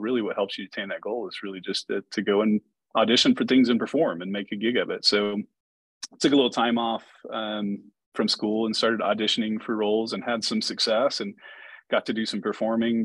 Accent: Chickasha, Oklahoma, United States; in the district where I grew up in Chickasha

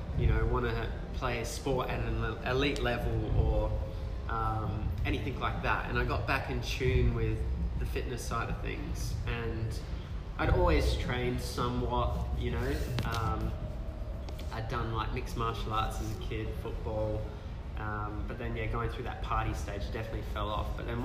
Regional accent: Thornley, England, United Kingdom; I guess the area I grew up around, I grew up in Thornley. Nothing against anyone that grew up in Thornley.

